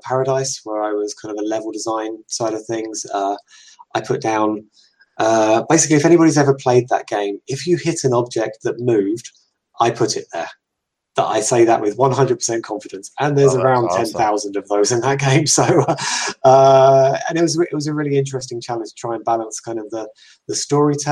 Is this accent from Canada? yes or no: no; England, United Kingdom; I'm English, in case people hadn't already guessed by the accent.